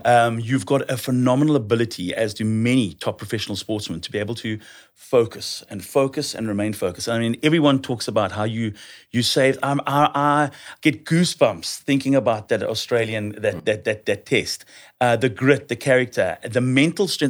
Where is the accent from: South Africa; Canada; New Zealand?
South Africa; as a South African